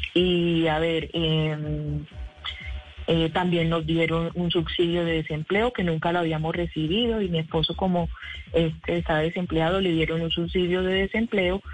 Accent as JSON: {"language": "Spanish", "town": "Montería", "region": "Córdoba", "country": "Colombia", "moved": "as an adult", "said": "yo soy, yo soy eh, de Montería, ¿cierto? Y bueno, vivimos, yo vivo acá ya hace 12 años."}